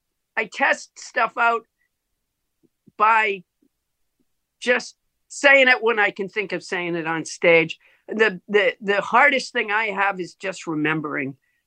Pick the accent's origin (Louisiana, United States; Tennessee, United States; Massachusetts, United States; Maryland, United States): Massachusetts, United States; I'm from Massachusetts originally.